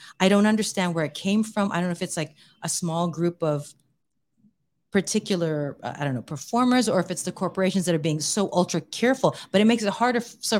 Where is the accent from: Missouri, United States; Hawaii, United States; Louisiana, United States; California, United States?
Hawaii, United States; And I'm like, we're both from Hawaii.